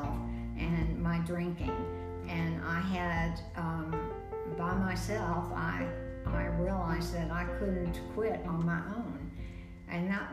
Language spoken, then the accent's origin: English; Texas, United States; accent: Texas; moved away as an adult; also born or lived in South Bend, Indiana; a Texas accent